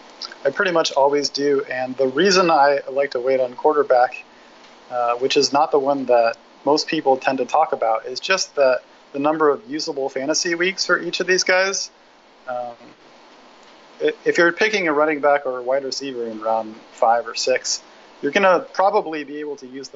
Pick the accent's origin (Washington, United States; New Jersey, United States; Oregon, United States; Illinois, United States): Oregon, United States; Eugene; I grew up in Eugene, Oregon, so I wish I was higher on Royce Freeman than I am.